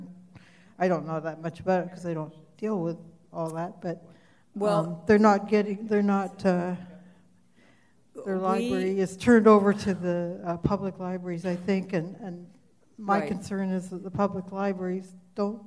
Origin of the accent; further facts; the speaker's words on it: Vancouver, British Columbia, Canada; I'm actually from Vancouver, BC